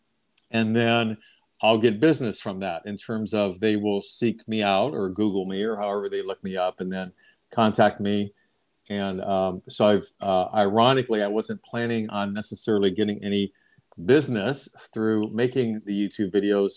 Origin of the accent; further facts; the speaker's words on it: Ohio, United States; moved away as an adult; now in Long Beach, United States; I grew up in Ohio and I received my bachelor's of education back in Ohio. And then I moved out west to California, where I'm at now.